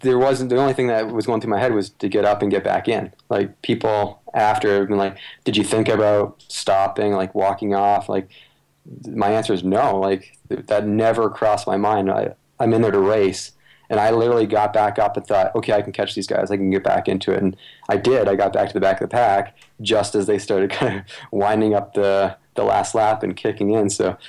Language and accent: English; Canada; Obviously, growing up in Canada, Sully is a big runner that most runners should want to be like.